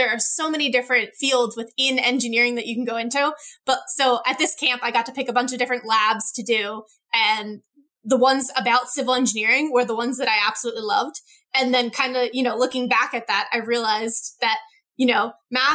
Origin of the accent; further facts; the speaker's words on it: Jenkintown, Pennsylvania, United States; I grew up in Jenkintown, which is about 30 minutes from Center City, Philadelphia